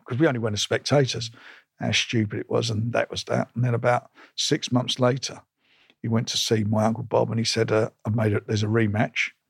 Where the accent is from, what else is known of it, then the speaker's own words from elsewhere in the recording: London, United Kingdom; I was born in Islington in nineteen fifty-two. I left school when I was about fourteen and a half